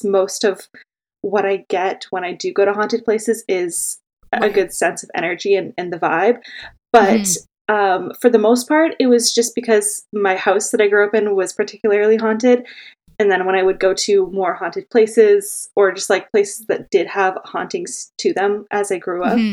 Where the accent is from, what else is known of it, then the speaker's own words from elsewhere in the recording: Oakville, Ontario, Canada; now in Toronto, Canada; I was born and raised in Oakville, so I would sneak in and say I'm from Toronto too until I moved out